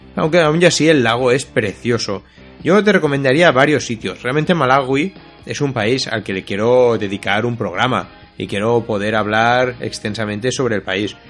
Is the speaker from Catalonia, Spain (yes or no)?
yes; Catalonia, Spain; a mi tierra, ¿no? A Cataluña